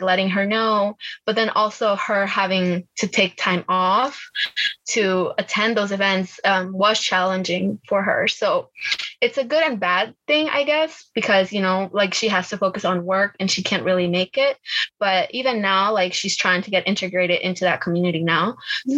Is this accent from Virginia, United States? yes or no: yes; Virginia, United States; English is a second language; also born or lived in Bolivia; I was born in Bolivia. I came here when I was like seven years old to Virginia